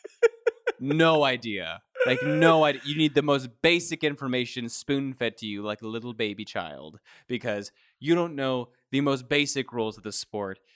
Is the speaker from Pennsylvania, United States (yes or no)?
no; Kentucky, United States; moved away as an adult; once I moved away from Kentucky